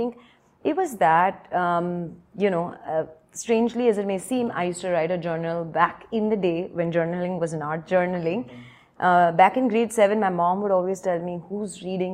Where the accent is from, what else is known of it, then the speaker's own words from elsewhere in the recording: Mumbai, Maharashtra, India; Born and brought up in Bombay, I'm one of four daughters